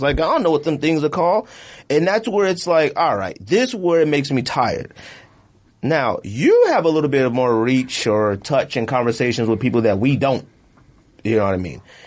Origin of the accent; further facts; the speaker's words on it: Arizona, United States; I'm from Arizona